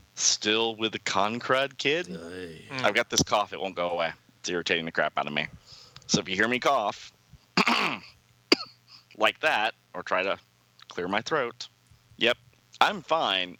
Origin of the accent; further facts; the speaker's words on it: the American South, United States; a Southerner